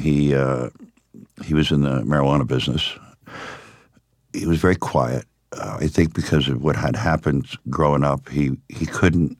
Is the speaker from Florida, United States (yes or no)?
yes; Miami, Florida, United States; also born or lived in Upstate New York; I was raised in Miami.